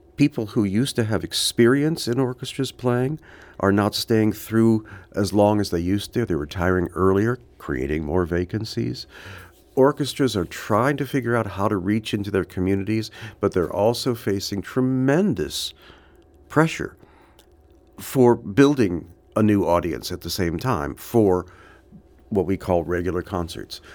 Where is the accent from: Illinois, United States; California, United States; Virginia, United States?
California, United States; Los Angeles; I grew up in Hollywood.